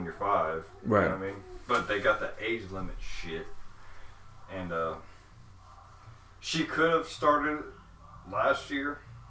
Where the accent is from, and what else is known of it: St. Louis, Missouri, United States; also born or lived in Kentucky